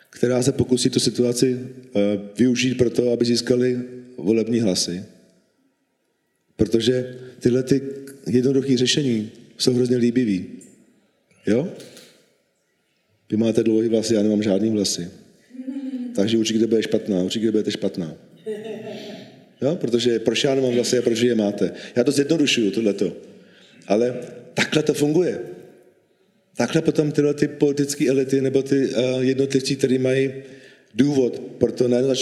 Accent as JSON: {"language": "Czech", "region": "Bohemia", "country": "Czechia", "tie": "born there", "said": "protože můj otec byl Slovák a já jsem Čech, já jsem narodil v Čechách. Pro mě Československo bylo přirozeně, eh, přirozený stát, v kterém jsem vyrůstal."}